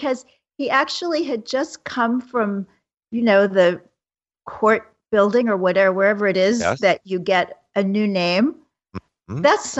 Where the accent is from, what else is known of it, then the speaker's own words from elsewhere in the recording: Kansas City, Missouri, United States; moved away as an adult; now in New York City, United States; In Kansas City, my hometown